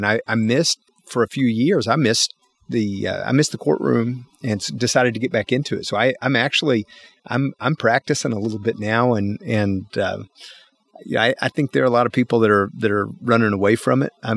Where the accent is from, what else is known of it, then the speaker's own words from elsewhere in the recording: the Smokies, East Tennessee, United States; moved away as an adult; also born or lived in Washington, D.C.; now in Nashville, United States; I grew up here in the Smokies, and my family's been here for well over 200 years